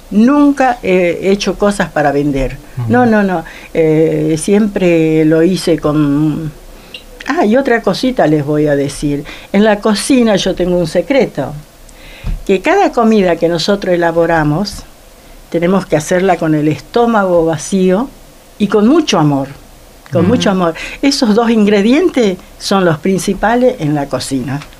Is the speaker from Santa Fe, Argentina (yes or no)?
no; Perico, Jujuy, Argentina; moved away as an adult; now in Río Gallegos, Argentina; jujeña y traigo el color de mi tierra, el aroma de mi cerro y la alegría del carnaval.